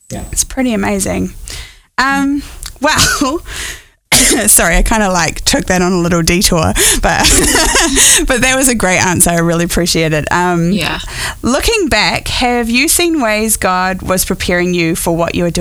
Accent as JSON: {"language": "English", "country": "New Zealand", "tie": "born or raised there", "moved": "yes", "lives_now": "United States"}